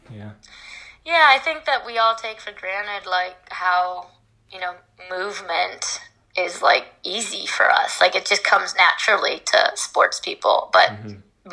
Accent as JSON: {"language": "English", "region": "Midwest", "country": "United States", "tie": "born or raised there", "said": "I was brought up in the Midwest"}